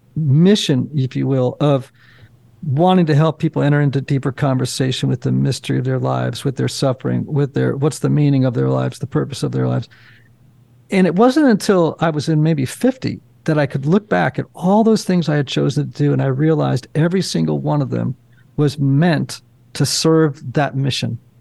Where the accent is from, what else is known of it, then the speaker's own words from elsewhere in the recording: Greenwich, Connecticut, United States; I grew up in Greenwich, Connecticut